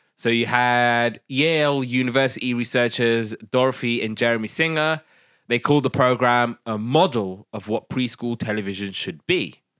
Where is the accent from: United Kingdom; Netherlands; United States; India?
United Kingdom; first language Somali; English is a second language; we're British